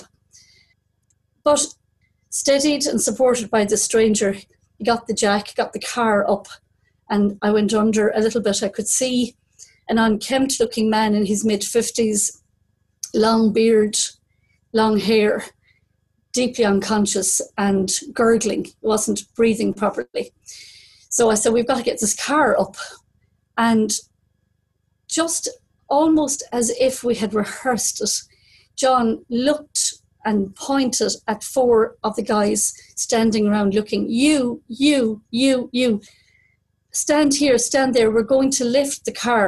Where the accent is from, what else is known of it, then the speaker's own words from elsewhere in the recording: Kerry, Munster, Ireland; accent: Kerry; moved away as an adult; also born or lived in Munich, Germany; with my Kerry accent